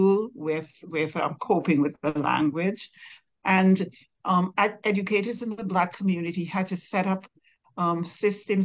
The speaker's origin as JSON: {"language": "English", "town": "Old Road", "region": "Saint Mary", "country": "Antigua & Barbuda", "tie": "born or raised there", "moved": "as an adult", "lives_now": "Montreal, Canada", "said": "I grew up in Old Road, actually, went to the Antigua Girls High School"}